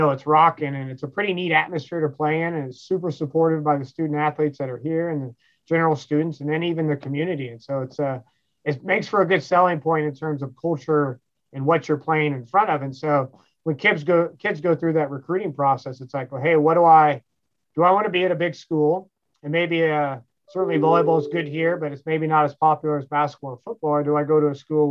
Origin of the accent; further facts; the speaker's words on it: Kansas, United States; moved away; where I'm from Kansas